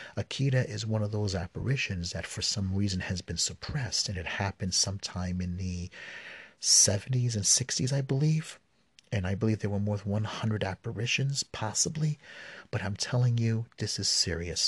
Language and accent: English; New York City, New York, United States; I'm a New Yorker and I live in Brooklyn